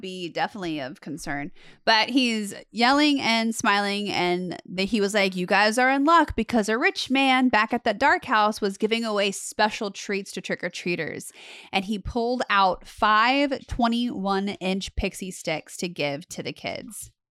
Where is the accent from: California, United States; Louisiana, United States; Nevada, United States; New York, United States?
Nevada, United States; Las Vegas; I grew up in Las Vegas